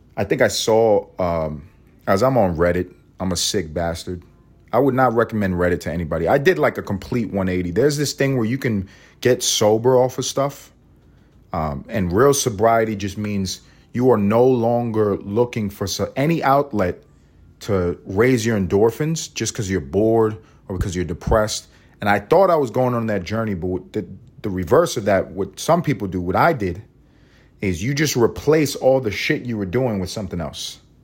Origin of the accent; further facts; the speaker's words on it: United States; I am an American